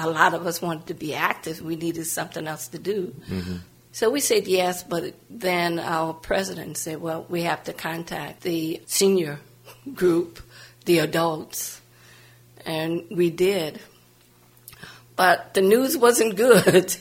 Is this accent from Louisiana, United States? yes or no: yes; New Orleans, Louisiana, United States; moved away as an adult; also born or lived in New York / Bronx / Lower East Side / California; I grew up in New Orleans, Louisiana, mm-hmm. but I wasn't born there. I moved there when I was close to 3